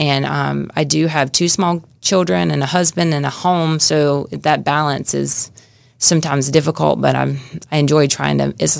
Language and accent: English; South Georgia, United States; moved away as an adult; also born or lived in Atlanta, Georgia; now in Jacksonville, United States; I grew up in a small town, South Georgia.